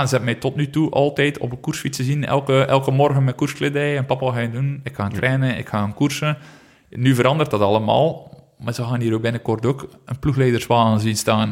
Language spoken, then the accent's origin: Dutch; Flanders, Belgium; als Vlaming